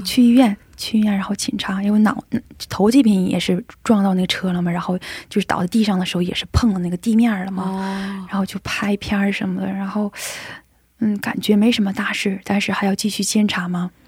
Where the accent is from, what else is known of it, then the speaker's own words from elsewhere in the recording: China; 我一个中国人